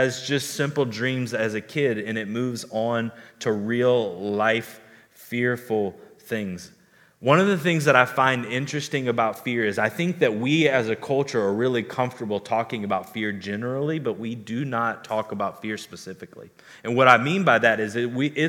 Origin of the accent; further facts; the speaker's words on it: the South, United States; growing up in the South